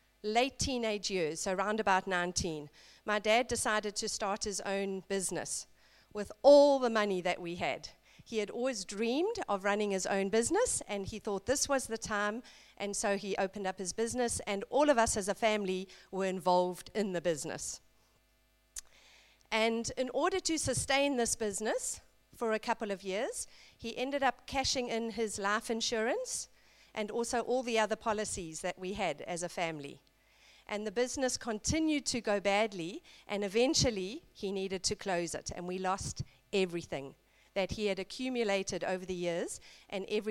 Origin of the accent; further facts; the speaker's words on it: South Africa; I grew up in South Africa in a middle-class family